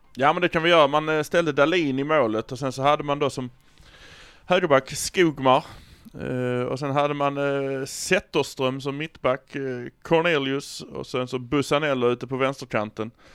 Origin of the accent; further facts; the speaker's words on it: Malmö, Skåne, Sweden; Vi är från Malmö